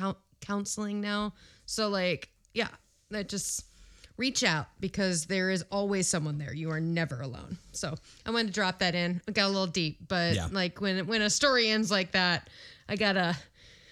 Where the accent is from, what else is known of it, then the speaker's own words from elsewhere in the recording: Midwest, United States; I'm so from the Midwest.